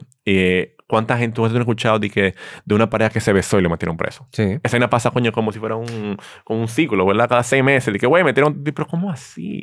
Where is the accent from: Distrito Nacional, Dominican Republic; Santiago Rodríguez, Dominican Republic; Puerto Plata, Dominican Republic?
Distrito Nacional, Dominican Republic; Santo Domingo; yo nací aquí en Santo Domingo, En la Clínica Abreu y me he criado aquí